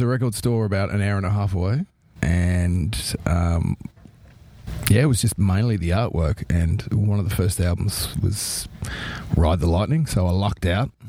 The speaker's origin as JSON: {"language": "English", "country": "Australia"}